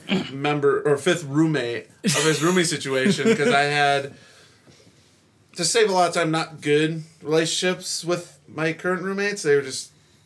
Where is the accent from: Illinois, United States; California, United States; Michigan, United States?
Illinois, United States; Chicagoland area; moved away as an adult; now in Nashville, United States; So I'm from the Chicagoland area.